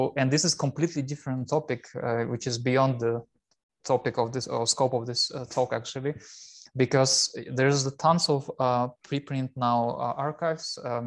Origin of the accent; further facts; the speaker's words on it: Russia; moved away as an adult; also born or lived in Chelyabinsk, Russia / Helsinki, Finland / Hannover, Germany; now in Kiel, Germany; I'm originally from Russia